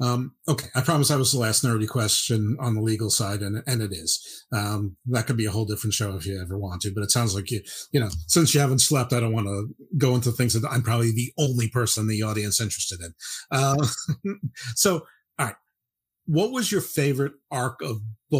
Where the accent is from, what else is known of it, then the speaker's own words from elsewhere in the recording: New York, United States; I grew up in New York, different part than you, and my local indie basically was WWF.